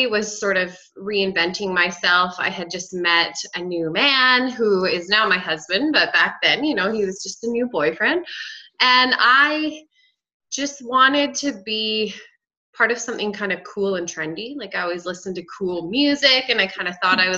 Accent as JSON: {"language": "English", "region": "Saskatchewan", "country": "Canada", "tie": "born or raised there", "moved": "as an adult", "lives_now": "Medicine Hat, Canada", "said": "I grew up in Saskatchewan, but moved here to go to college"}